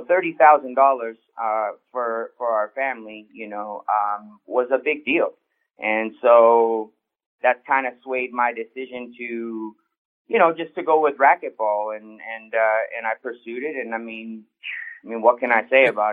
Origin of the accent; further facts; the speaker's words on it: Edmonton, Alberta, Canada; growing up in Canada, and especially Edmonton, Alberta